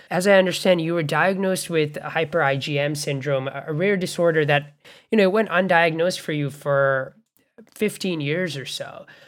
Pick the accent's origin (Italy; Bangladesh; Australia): Bangladesh; also born or lived in Canada; now in United States; And I grew up in Bangladesh and Canada before coming to the US